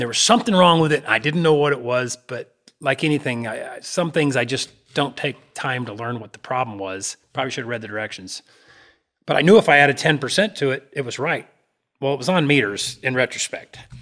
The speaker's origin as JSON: {"language": "English", "region": "Alaska", "country": "United States", "tie": "born or raised there", "moved": "yes", "said": "I grew up around in Alaska"}